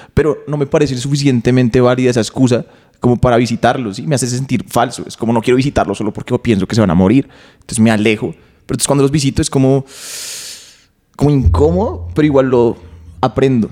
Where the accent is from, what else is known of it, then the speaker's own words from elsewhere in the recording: Bogotá, Colombia; yo crecí acá en Bogotá